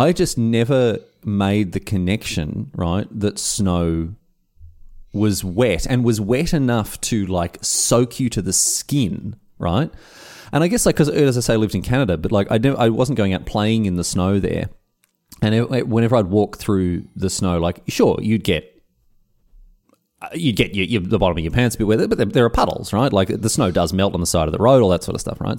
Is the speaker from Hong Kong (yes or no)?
no; Australia; moved away as an adult; now in Berlin, Germany; being Australian